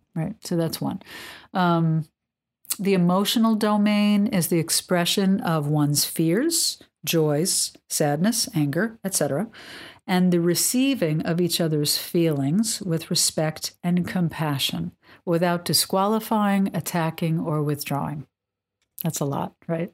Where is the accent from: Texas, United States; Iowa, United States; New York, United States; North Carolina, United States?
New York, United States; moved away; I'm from New York, and, um, when I was living in New York in the eighties